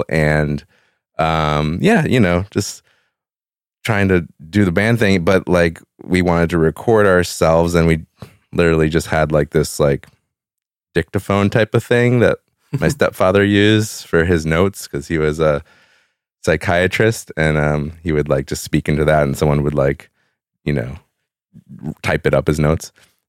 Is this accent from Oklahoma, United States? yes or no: no; Evanston, Illinois, United States; I grew up in Evanston, Illinois. It's just north of Chicago.